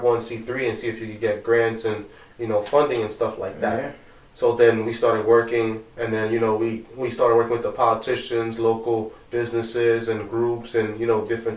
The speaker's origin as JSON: {"language": "English", "town": "New York City", "region": "New York", "country": "United States", "tie": "born or raised there", "said": "we grew up in Brooklyn, we grew up in Bushwick and Canarsie"}